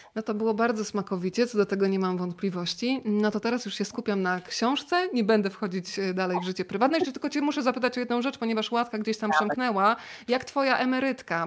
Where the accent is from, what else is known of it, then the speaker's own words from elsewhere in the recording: Rzeszów, Subcarpathian Voivodeship, Poland; moved away; u mnie w Rzeszowie tego majonezu tyle nie było